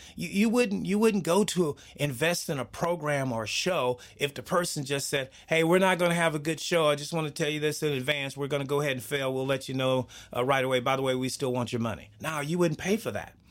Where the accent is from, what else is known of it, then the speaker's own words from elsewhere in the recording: Texas, United States; I grew up in Texas. I'm a Southern boy